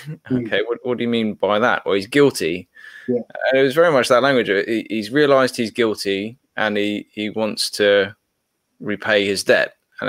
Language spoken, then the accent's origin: English; Papua New Guinea; So growing up in Papua New Guinea, I was around a lot of Americans, a lot of Australians, a lot of Westerners in Papua New Guinea